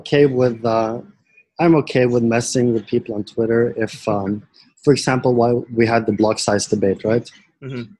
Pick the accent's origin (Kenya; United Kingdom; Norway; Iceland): Norway; I was born in Norway